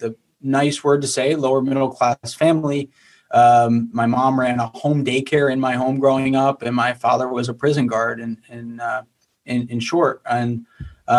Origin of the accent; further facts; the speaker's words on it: Bethlehem, Pennsylvania, United States; I grew up in Bethlehem, Pennsylvania area, which is about an hour north of Philadelphia.